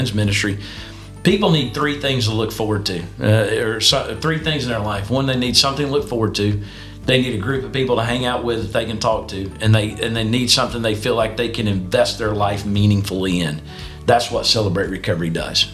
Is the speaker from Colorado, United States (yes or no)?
no; Ringgold, Georgia, United States; moved away as an adult; also born or lived in Birmingham, Alabama; I grew up in Ringgold, which is one of the communities in Northwest Georgia.